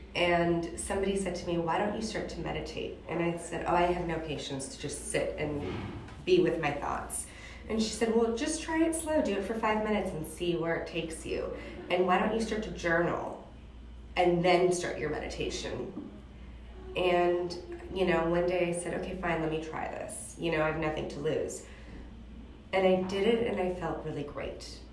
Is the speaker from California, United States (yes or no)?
yes; Beverly Hills, California, United States; moved away as an adult; also born or lived in New York / Los Angeles / London; I was born and raised in Beverly Hills